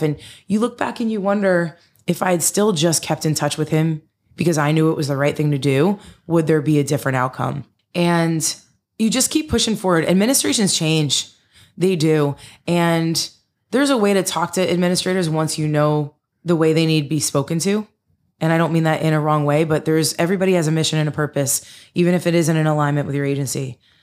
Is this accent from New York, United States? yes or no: no; Denville, New Jersey, United States; where I grew up in Denville.